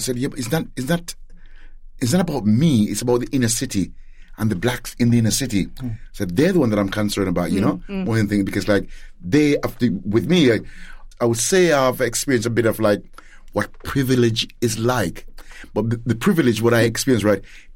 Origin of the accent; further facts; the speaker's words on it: Gloucester, South West England, United Kingdom; moved away as an adult; also born or lived in Jamaica; now in United States; I was born in Jamaica, brought up and went to school in Gloucester